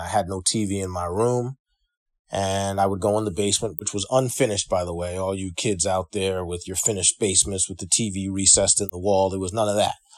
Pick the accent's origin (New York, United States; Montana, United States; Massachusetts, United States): New York, United States; Freeport; moved away; also born or lived in Manhattan, New York / Bronx, New York / Brooklyn, New York / Tacoma Park, Maryland; I grew up pretty much in Long Island, Freeport, to be exact, South Shore